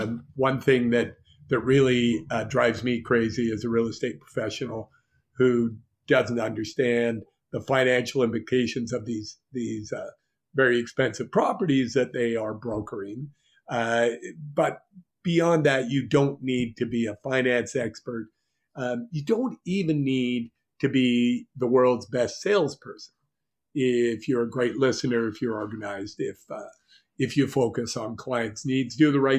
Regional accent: Montreal, Quebec, Canada; So I'm coming from Montreal, where everybody kisses each other.

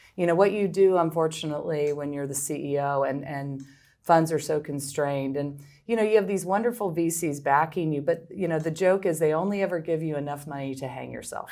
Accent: Midwest, United States; moved away; also born or lived in Philadelphia; I'm from the Midwest originally

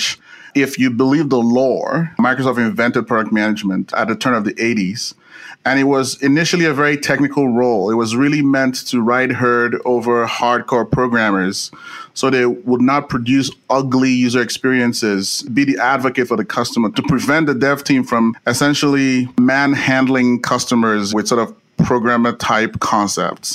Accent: Nigeria; moved away as an adult; now in United States; I was born in Nigeria and I came to the US to do grad school at USC

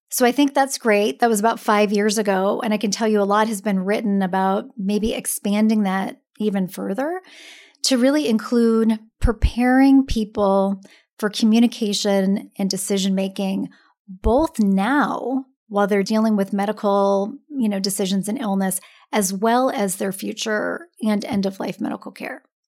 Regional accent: Seattle, Washington, United States; now in San Francisco, United States; I'm originally from Seattle

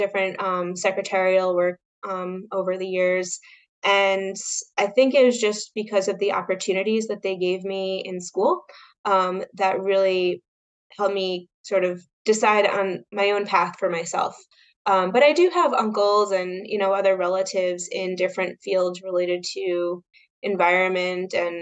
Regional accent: New York, United States; also born or lived in Westchester County, New York / Orange County, New York; I grew up in New York, right outside of New York City. I was in Westchester County until middle school. Then my parents moved up to Orange County

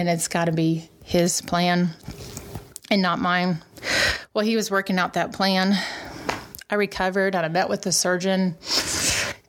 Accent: Kansas, United States; moved away as an adult; now in Milwaukee, United States; I grew up in Kansas, and I was in Kansas City

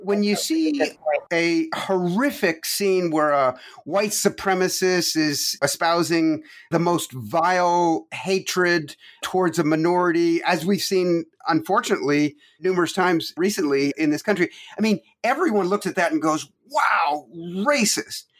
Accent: Toronto, Ontario, Canada; moved away as an adult; also born or lived in Quebec, Canada; now in United States; I was born in Quebec, Canada and grew up from age nine on in Toronto

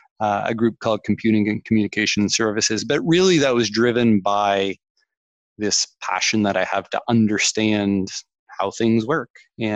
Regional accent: Canada; accent: Canadian; probably tell from the accent, Canadian accent, I grew up in Canada

